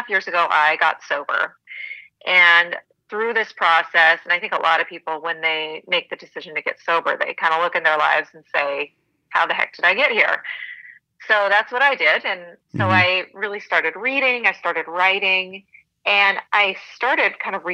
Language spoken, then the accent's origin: English; Montana, United States; I grew up in Montana, real small town